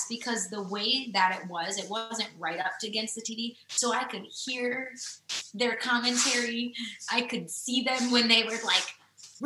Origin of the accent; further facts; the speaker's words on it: Wisconsin, United States; moved away as an adult; now in Nashville, United States; because I grew up there, I think that's like where my core support system is